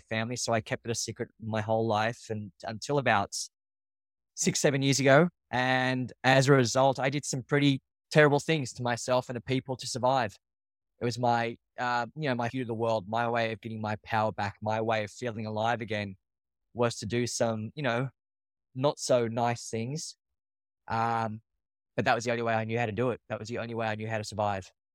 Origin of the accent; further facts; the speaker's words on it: Australia; moved away as an adult; now in New York, United States; I'm from Australia. I do now live in New York. I've been in New York for the past twelve years.